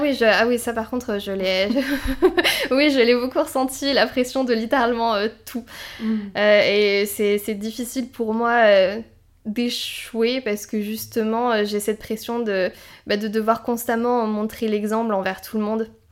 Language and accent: French; south of France, France; je viens du sud de la France